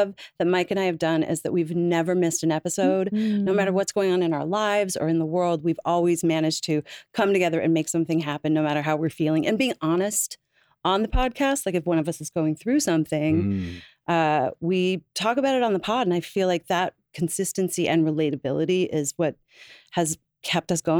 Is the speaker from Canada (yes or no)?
yes; Newfoundland and Labrador, Canada; moved away as an adult; now in United States; I grew up in Newfoundland in Canada